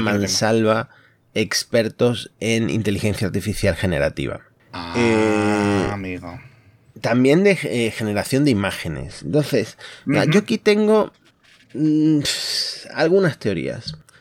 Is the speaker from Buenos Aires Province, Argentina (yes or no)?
no; Concordia, Entre Ríos, Argentina; now in Spain; estoy en mi ciudad natal, Concordia